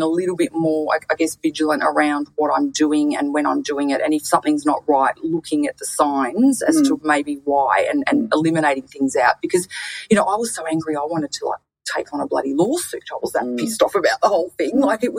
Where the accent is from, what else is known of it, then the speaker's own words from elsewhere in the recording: Bronx, New York, United States; I'm from the Bronx. I like to keep it real